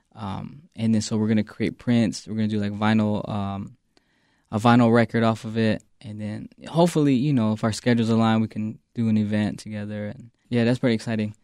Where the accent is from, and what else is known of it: Phoenix, Arizona, United States; born or raised there